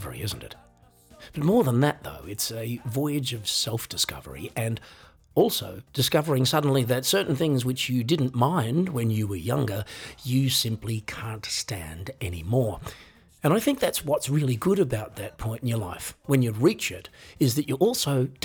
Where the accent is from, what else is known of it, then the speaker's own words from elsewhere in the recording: Australia; I am an Australian